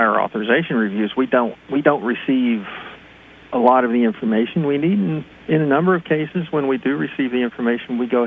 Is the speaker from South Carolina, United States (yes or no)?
no; West Virginia, United States; now in Pennsylvania, United States; I'm originally from West Virginia